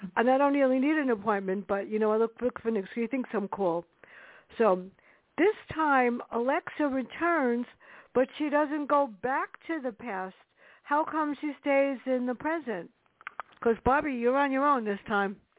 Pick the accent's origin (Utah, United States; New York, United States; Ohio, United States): New York, United States; New York City; now in Westchester, United States; I was brought up in the South Bronx